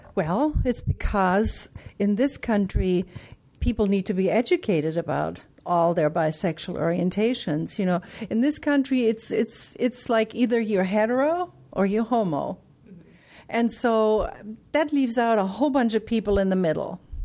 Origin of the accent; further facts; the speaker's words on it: Germany; now in United States; I'm from Germany originally